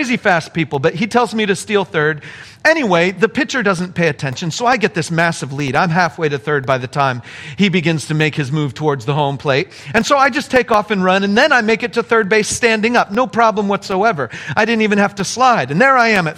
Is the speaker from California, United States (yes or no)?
yes; Apple Valley, California, United States; See, I'm from Apple Valley. We were Apple Valley Christian